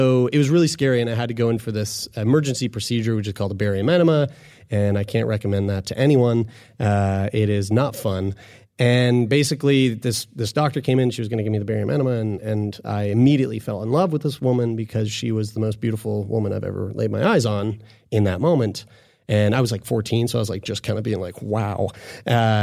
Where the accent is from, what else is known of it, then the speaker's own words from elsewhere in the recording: Sackville, Nova Scotia, Canada; I'm from Sackville.